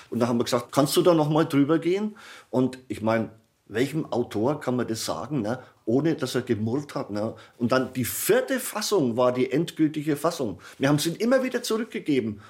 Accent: Aischgrund, Middle Franconia, Bavaria, Germany; accent: Franconian; first language Franconian dialect; also born or lived in Wales; Ich bin halt aufgewachsen im Dialekt als Familiensprache

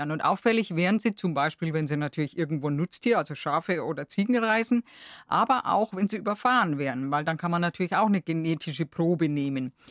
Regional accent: Bavaria, Germany; Bei uns in Bayern, wir sind da schon noch ein bisschen weg davon.

